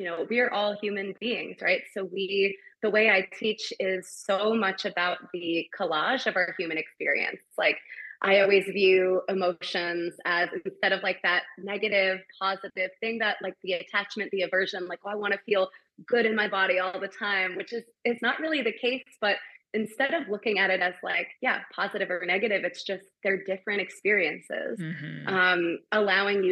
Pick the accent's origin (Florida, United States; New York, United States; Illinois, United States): New York, United States; I'm from New York.